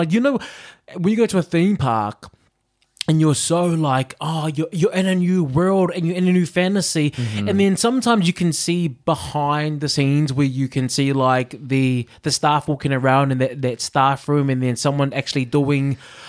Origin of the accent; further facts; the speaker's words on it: New Zealand; now in United Kingdom; I'm from New Zealand.